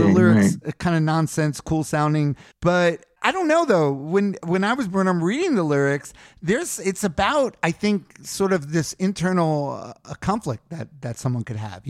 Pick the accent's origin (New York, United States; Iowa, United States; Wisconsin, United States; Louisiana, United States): New York, United States; New York City; Bayside. I grew up in Bayside.